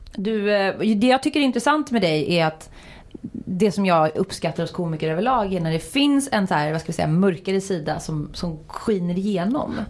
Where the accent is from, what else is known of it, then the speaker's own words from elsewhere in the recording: Uddevalla, Västra Götaland, Sweden; där jag kommer från, småstad Uddevalla.